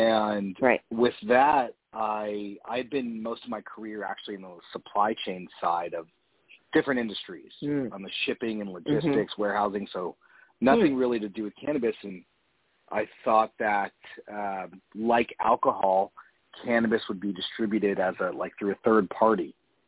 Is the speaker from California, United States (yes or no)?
yes; Southern California, United States; also born or lived in Napa, California; born and raised Southern California. Lived in Northern for a little bit, but yeah, mostly Southern California.